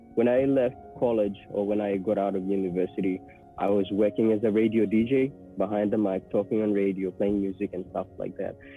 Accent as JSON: {"language": "English", "town": "Port Moresby", "region": "National Capital District", "country": "Papua New Guinea", "tie": "born or raised there", "moved": "as an adult", "lives_now": "Australia", "said": "Port Moresby is where I grew up"}